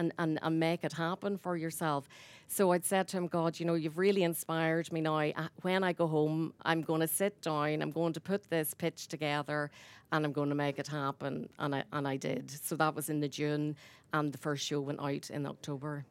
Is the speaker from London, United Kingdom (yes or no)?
no; Ballymena, Northern Ireland, United Kingdom; moved away as an adult; now in Newcastle West, Ireland; I'm from Ballymena